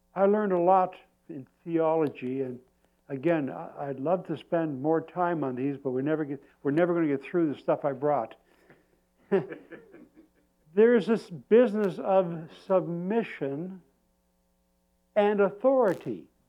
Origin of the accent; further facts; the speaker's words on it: Canada; I said, Canada.